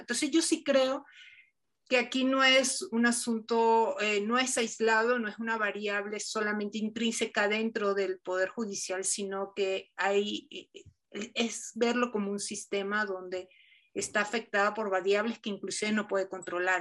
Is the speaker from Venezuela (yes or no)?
yes; Venezuela; yo soy venezolana